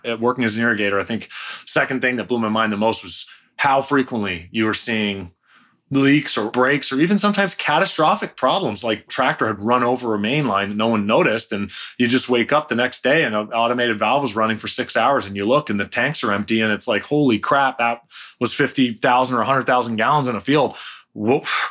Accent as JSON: {"language": "English", "area": "just outside of Toronto", "region": "Ontario", "country": "Canada", "tie": "born or raised there", "moved": "as an adult", "lives_now": "California, United States", "said": "I'm Canadian. I'm from just outside of Toronto. So we have, I grew up there, started the first company there. I only moved to California when I was thirty"}